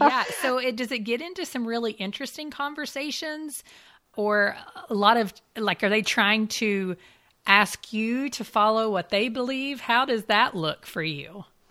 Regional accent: United States; as an American Christian myself

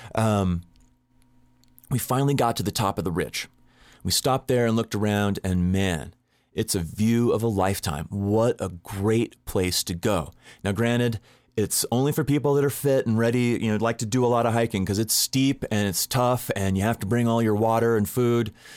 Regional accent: Southern California, United States; I grew up in Southern California and I'm a surfer

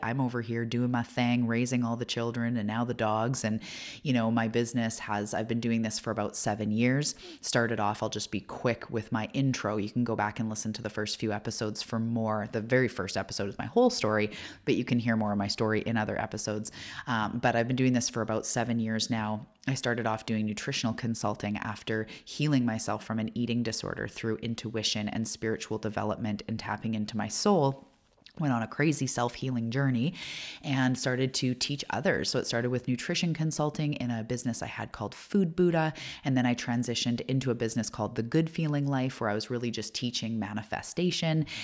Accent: Canada; I am a Canadian. I live on the west coast of Canada

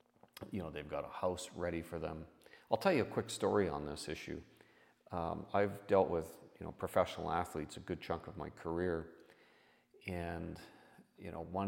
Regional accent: Canada; I'm your host … I'm a Canadian tax expert who has over 30 years of experience

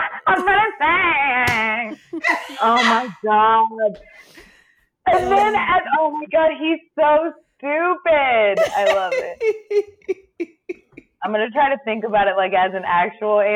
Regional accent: Florida, United States; also born or lived in Baltimore, Maryland; now in Los Angeles, United States; I'm from Florida

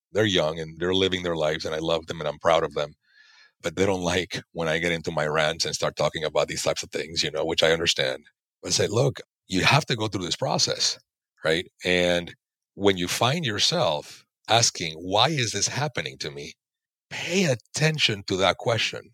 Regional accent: Panama; moved away; I'm from Panama originally.

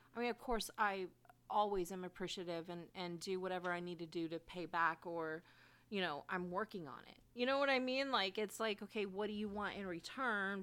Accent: Bay Area, California, United States; I grew up in the Bay Area.

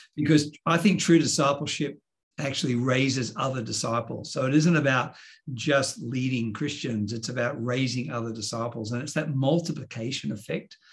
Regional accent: Sydney, New South Wales, Australia; also born or lived in New York, United States; born and raised in Sydney

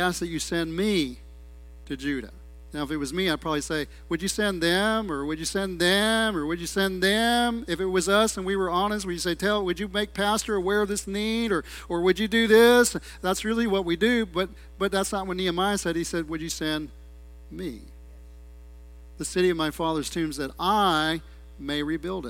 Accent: United States; I'm an American, I'm a gringo

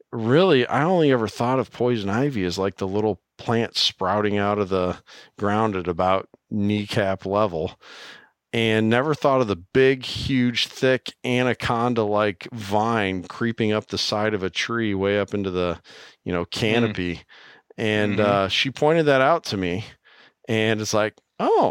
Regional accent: Iowa, United States; I'm from Iowa

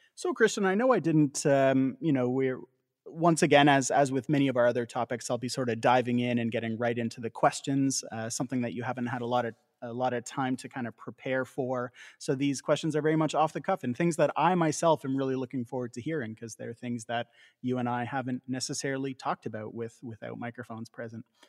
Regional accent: Canada; we as Canadians

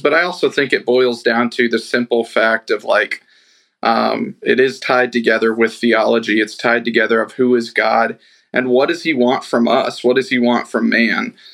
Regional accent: Kansas City, United States; growing up in Kansas City, big Royals, Chiefs fan

